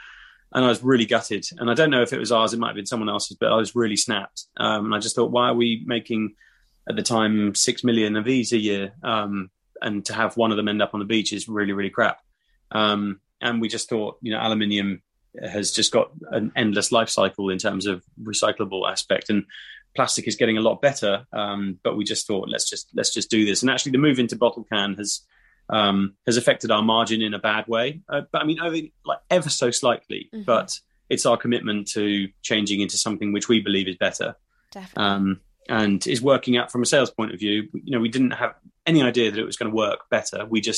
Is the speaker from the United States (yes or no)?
no; Dubai, United Arab Emirates; because my mum used to give me that like a lot when I was growing up in Dubai.